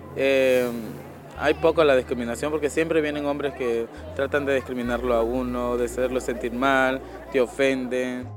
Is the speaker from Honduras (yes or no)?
yes; Honduras; moved away; para nosotras las chicas trans que somos de Honduras